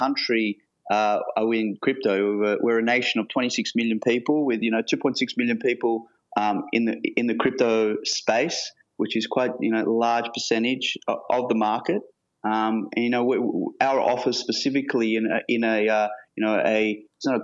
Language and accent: English; Sydney, New South Wales, Australia; We're from Sydney, Australia, all three of us, born and raised.